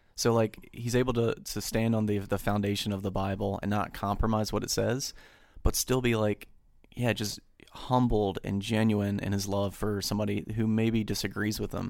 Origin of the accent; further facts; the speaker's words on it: United States; me as an American